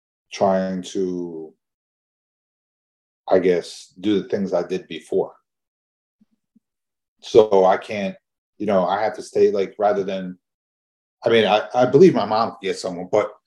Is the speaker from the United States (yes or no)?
yes; Chicago, Illinois, United States; born there; also born or lived in New Jersey; I was born in Chicago. I lived in New Jersey for a while.